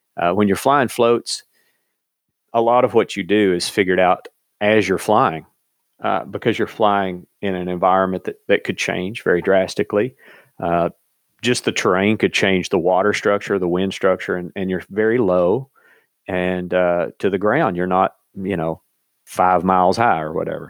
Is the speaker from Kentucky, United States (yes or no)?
yes; eastern Kentucky, United States; growing up in Kentucky and living, you know, in eastern Kentucky